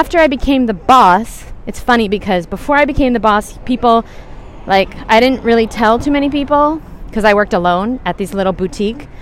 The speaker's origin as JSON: {"language": "English", "region": "New York", "country": "United States", "said": "I'm from New York. We talk really fast"}